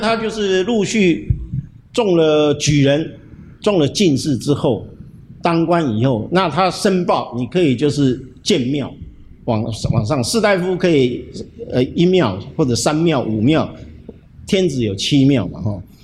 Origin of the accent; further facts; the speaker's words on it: Hsinchu, Taiwan; 我从小就住在近视地，那，那个窗口刚好是我的卧室